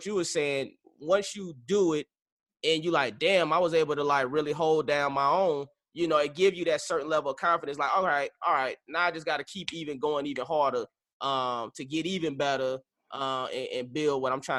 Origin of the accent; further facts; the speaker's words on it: St. Petersburg, Florida, United States; I'm from the Tampa Bay area, St. Petersburg.